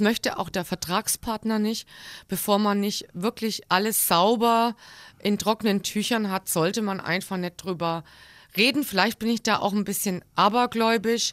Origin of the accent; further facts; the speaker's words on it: Crailsheim, Baden-Württemberg, Germany; moved away as an adult; also born or lived in Black Forest / Frankfurt / Rostock; now in Kassel, Germany; Ich bin geboren in kreilsheim rossfeld